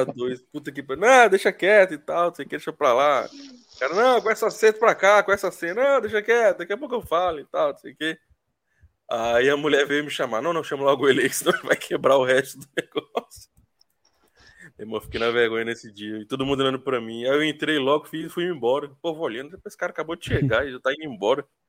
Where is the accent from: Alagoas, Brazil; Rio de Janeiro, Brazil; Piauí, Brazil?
Piauí, Brazil; Teresina; moved away as an adult; also born or lived in Campinas, Brazil; now in Australia; eu sou sou natural de Campinas, mas passei minha vida morando em Teresina